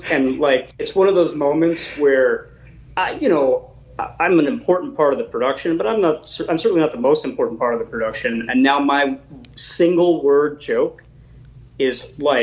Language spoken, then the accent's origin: English; New York City, New York, United States; also born or lived in Brooklyn, New York; I'm from New York